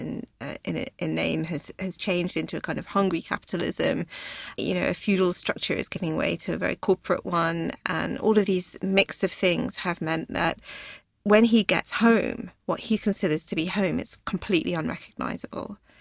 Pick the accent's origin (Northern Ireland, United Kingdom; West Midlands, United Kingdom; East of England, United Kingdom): East of England, United Kingdom; Hertfordshire; I was born in Hertfordshire, in a very small town, um, not far from London, about forty miles